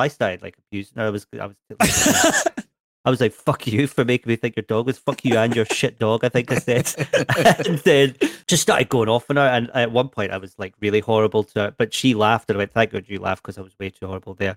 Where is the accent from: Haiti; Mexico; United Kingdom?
United Kingdom; Edinburgh, Scotland; I'm from Edinburgh.